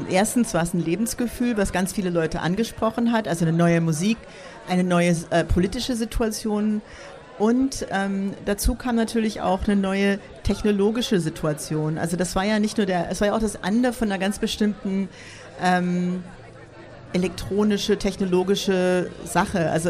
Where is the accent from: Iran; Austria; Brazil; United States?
United States; now in Berlin, Germany; ich bin 87 äh, nach Berlin gekommen als Amerikanerin